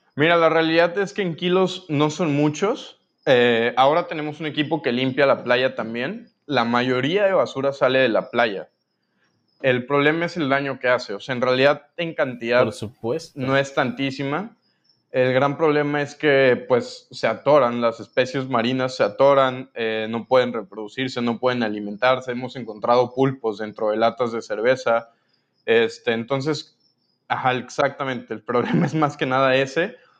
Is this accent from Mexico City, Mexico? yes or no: yes; Mexico City, Mexico; moved away as an adult; now in Cancún, Mexico; yo soy de la Ciudad de México. Este, llegué a vivir a Cancún hace cuatro años